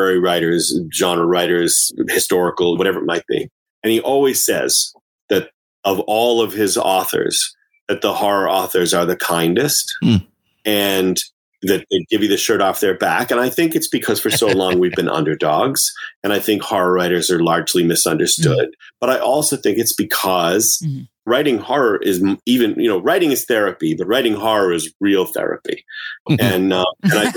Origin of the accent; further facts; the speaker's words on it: Massachusetts, United States; I was born and raised in Massachusetts